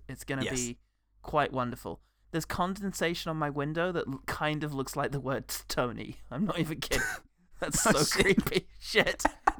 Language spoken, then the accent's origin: English; United Kingdom; as a British man.